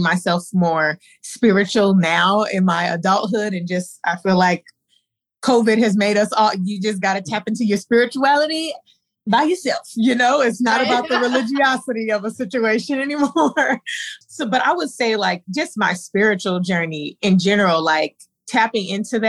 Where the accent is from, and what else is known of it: Inland Empire, California, United States; born or raised there; moved away as an adult; also born or lived in Compton, California / Gardena, California / Los Angeles; now in Cleveland, United States